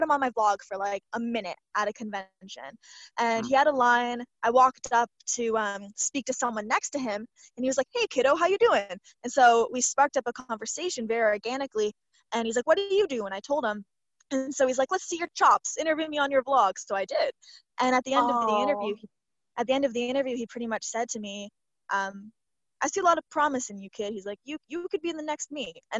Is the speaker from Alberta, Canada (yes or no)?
no; Toronto, Ontario, Canada; I'm from Toronto